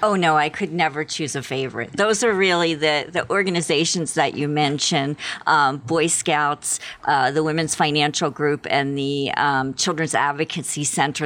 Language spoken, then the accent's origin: English; Philadelphia, Pennsylvania, United States; moved away as an adult; now in Tucson, United States; I grew up in the Philadelphia area